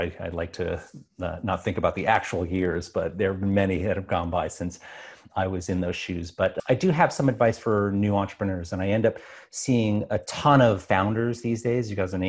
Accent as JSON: {"language": "English", "region": "New York", "country": "United States", "tie": "born or raised there", "said": "So when I was growing up on Long Island, I was always a math and science geek"}